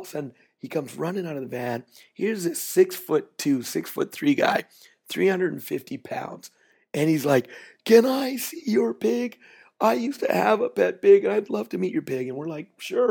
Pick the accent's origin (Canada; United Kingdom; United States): Canada; I'm Canadian